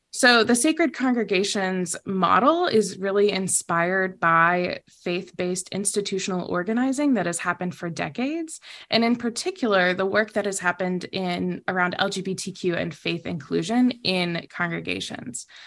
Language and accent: English; the South, United States; also born or lived in Philippines; I was raised in the South